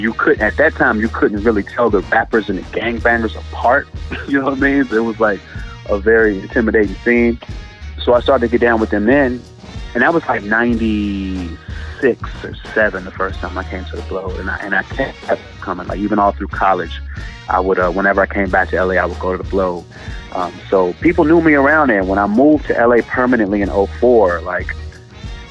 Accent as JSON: {"language": "English", "town": "Chicago", "region": "Illinois", "country": "United States", "tie": "born or raised there", "moved": "yes", "lives_now": "Los Angeles, United States", "said": "I've born and raised in the Chi"}